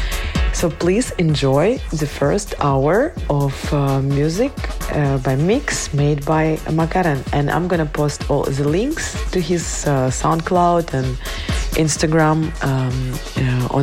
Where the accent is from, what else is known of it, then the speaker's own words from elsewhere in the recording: Kyiv, Ukraine; moved away; I'm from Kyiv, Ukraine, the capital of brave people